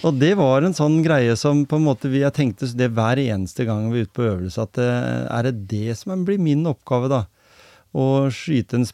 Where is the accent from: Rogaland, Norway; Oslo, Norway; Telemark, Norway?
Telemark, Norway; Grenland; Jeg kom jo fra Grenland